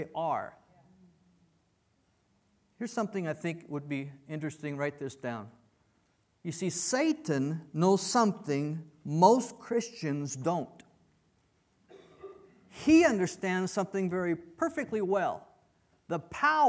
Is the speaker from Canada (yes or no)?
yes; Canada; moved away; also born or lived in United States / Mexico; I was born in Canada. So I'm a Canadian by birth, I'm an American by choice